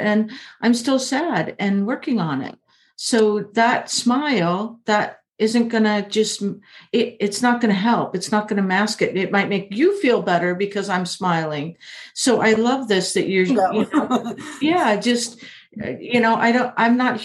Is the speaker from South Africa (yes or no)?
no; Illinois, United States; moved away; also born or lived in California; I grew up in Illinois